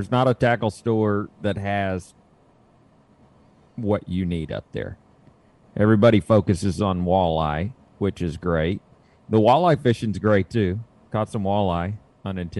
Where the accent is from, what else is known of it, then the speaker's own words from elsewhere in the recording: the South, United States; growing up in the South